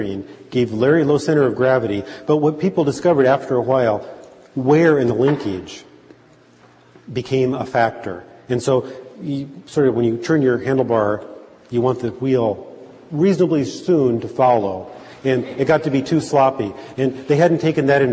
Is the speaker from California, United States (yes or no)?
yes; Southern California, United States; now in Tucson, United States; When I was growing up in Southern California